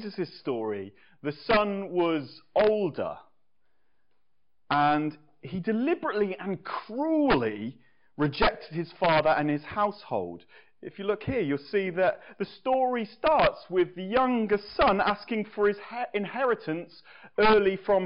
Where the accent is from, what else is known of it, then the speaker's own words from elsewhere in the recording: England, United Kingdom; as an Englishman